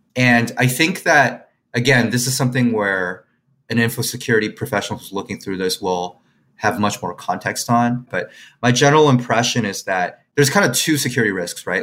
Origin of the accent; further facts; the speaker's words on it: Quebec, Canada; I'm a Chinese person who grew up in Quebec, right, or Canadian, Chinese Canadian who grew up in Quebec